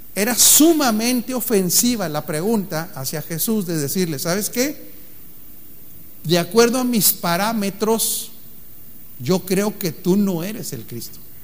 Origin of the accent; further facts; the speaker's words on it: Mexico; como mexicano